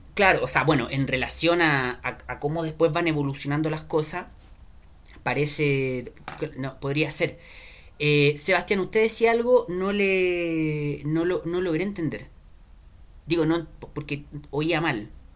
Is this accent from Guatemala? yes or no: no; Chile; como chileno